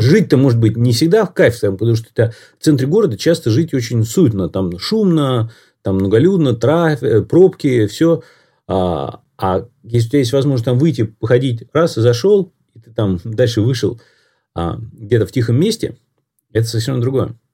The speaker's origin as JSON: {"language": "Russian", "region": "Moscow", "country": "Russia", "tie": "born or raised there", "said": "я вырос в Москве"}